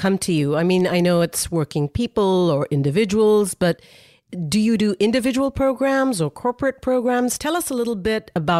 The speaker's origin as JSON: {"language": "English", "country": "India", "said": "As an Indian, I love hearing that."}